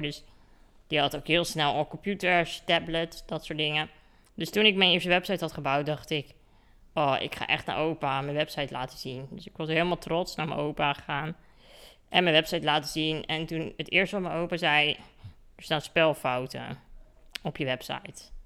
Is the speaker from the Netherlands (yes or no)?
yes; Katwijk, South Holland, Netherlands; Ik kom dus uit Katwijk, aan de kust. En daar woon ik eh, in een heel erg mooi huis